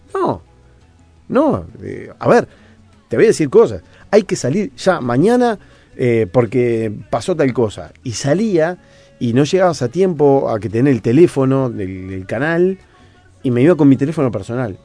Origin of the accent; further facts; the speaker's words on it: Uruguay; como periodista uruguayo